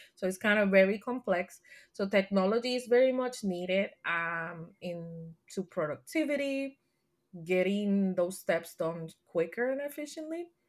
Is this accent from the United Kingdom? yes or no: no; Puerto Rico; first language Spanish; English is a second language; now in Texas, United States; I grew up in Puerto Rico. All my classes were in Spanish, so I'm a native Spanish speaker